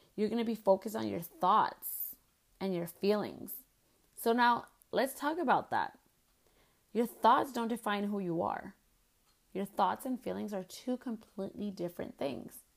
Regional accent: United States; as Chicanas, we have gone through a lot of stuff

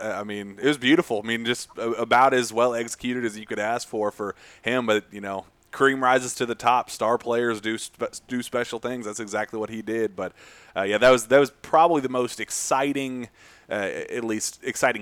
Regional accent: Louisville, Kentucky, United States; I'm from Louisville, went to Eastern, so Ballard was my big rival in high school

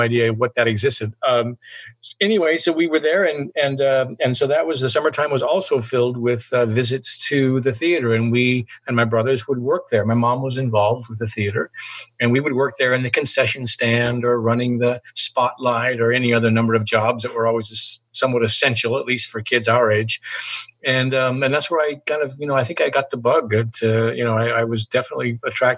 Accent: Yakima, Washington, United States; also born or lived in Seattle, Washington; that's my hometown, Yakima, Washington. I grew up there for the first, 17, 18 years. I born there, raised there

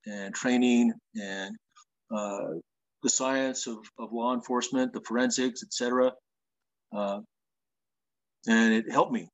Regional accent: Willamette Valley, Oregon, United States; also born or lived in Southern California; now in Paulden, United States; I grew up in the Willamette Valley, a small town called Loa, between Beaverton and Hillsboro, west of Portland.

